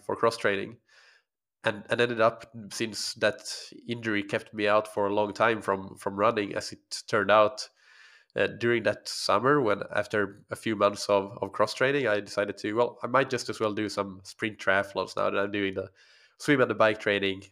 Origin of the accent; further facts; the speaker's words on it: Finland; first language Swedish; English is a second language; moved away as an adult; also born or lived in Helsinki, Finland; grew up in a small community in, uh, actually on an island that belongs to Finland, but is Swedish speaking, so I'm, Swedish is my first language